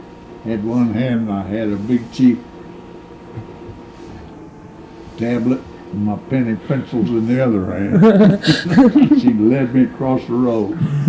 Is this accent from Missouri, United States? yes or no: yes; Marceline, Missouri, United States; born or raised there